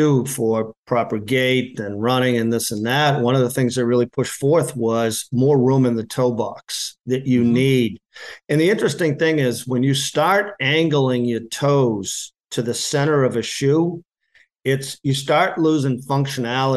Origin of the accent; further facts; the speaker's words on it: Massachusetts, United States; now in New Hampshire, United States; I'm originally from Massachusetts. I live in New Hampshire now